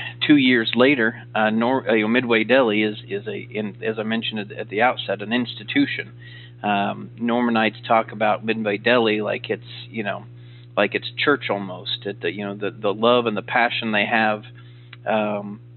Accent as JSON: {"language": "English", "region": "Oklahoma", "country": "United States", "tie": "born or raised there", "said": "growing up in Oklahoma, I idolized Coach Switzer"}